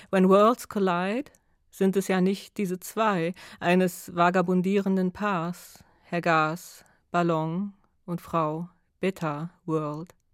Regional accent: Mecklenburg-Vorpommern, Germany; dass Mecklenburg-Vorpommern meine Heimat ist und das Brandenburgische erstmal nicht.

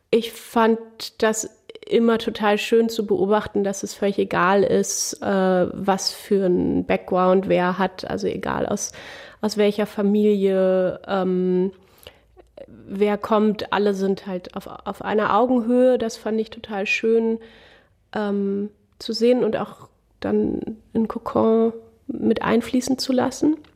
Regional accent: Berlin, Germany; Also ich komme aus Berlin und ich bin quasi im Prinzenbad groß geworden. Und ich war immer sehr fasziniert von der Welt auf dem Land

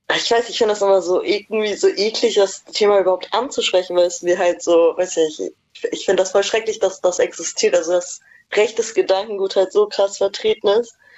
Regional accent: East Germany, Germany; moved away; ich komme auch ursprünglich aus dem Osten

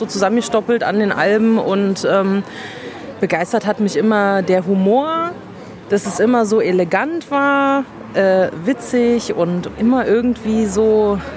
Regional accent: Minneapolis, Minnesota, United States; German is a second language; Also hallo … ich komme aus Minneapolis, Minnesota.

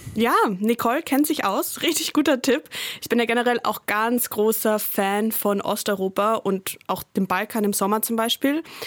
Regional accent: Austria; Als Österreicherin

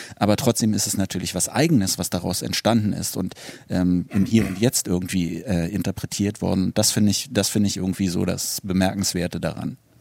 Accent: Berlin, Germany; ich bin ja auch in, in Westberlin groß geworden

